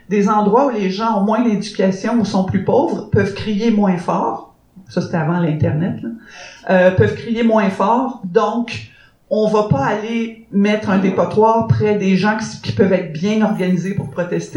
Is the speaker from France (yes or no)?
no; Canada; en tant que Canadienne